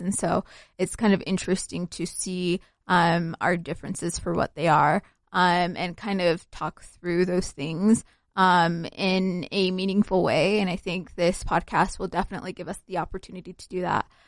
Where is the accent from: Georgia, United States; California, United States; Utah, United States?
Utah, United States; Salt Lake City; also born or lived in Somalia; I grew up in Utah, but I was born in Somalia